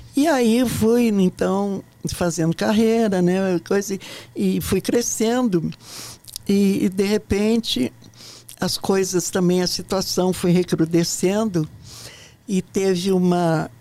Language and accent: Portuguese; Ijuí, Rio Grande do Sul, Brazil; moved away as an adult; also born or lived in Porto Alegre; now in Brasília, Brazil; eu vim de uma cidade do interior do Rio Grande do Sul